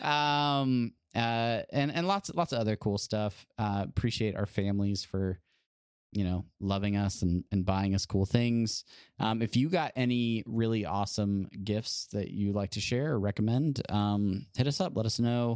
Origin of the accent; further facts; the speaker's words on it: Southern California, United States; moved away as an adult; also born or lived in Hawaii; now in Nebraska, United States; Growing up in California